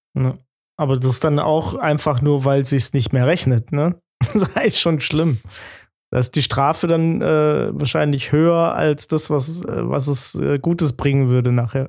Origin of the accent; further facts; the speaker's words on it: Giessen, Hesse, Germany; ich bin aus Gießen